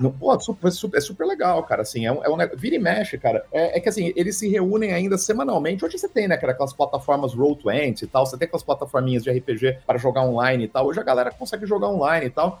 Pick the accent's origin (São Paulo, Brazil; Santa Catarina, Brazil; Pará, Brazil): São Paulo, Brazil; Catanduva; eu nasci em Catanduva, né? Cara, quando eu tinha uns 9, cara, pra 10 anos mais ou menos, eu tinha uma livraria, né, lá em Catanduva